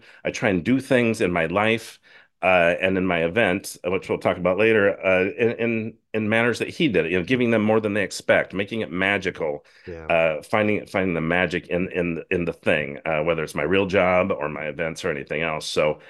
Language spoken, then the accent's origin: English; Washington, United States; I grew up in Northern Washington State, and we had Canadian channels, TV channels is what we got on our antenna.